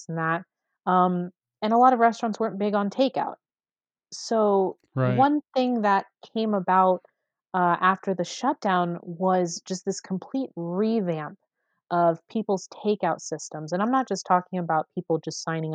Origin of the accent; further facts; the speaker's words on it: Las Vegas, Nevada, United States; I grew up on the East Side